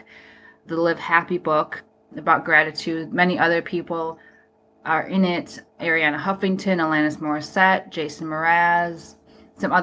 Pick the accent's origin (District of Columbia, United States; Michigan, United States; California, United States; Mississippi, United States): Michigan, United States; Grand Rapids; also born or lived in South Korea; my hometown, Michigan